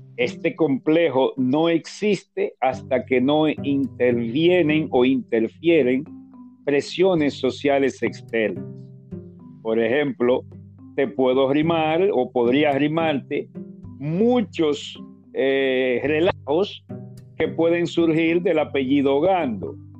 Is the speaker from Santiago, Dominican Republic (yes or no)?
no; Santo Domingo, Distrito Nacional, Dominican Republic; el lugar de nacimiento es la capital